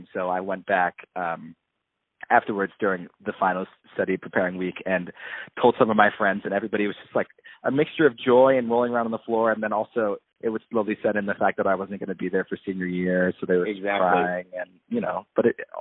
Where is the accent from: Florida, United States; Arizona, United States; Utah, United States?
Arizona, United States; also born or lived in New York / Michigan; now in Los Angeles, United States; I'm from Arizona